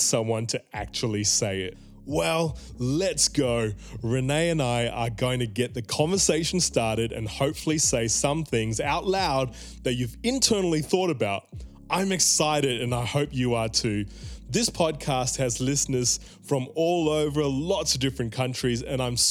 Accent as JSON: {"language": "English", "town": "Melbourne", "region": "Victoria", "country": "Australia", "tie": "born or raised there", "said": "I was a 7-year-old kid growing up in Melbourne"}